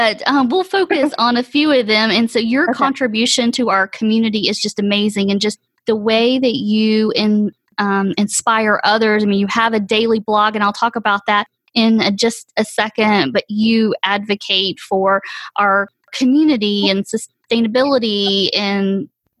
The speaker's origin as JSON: {"language": "English", "town": "Atlanta", "region": "Georgia", "country": "United States", "tie": "born or raised there", "said": "Atlanta's just incredible. I love it. I'm a native."}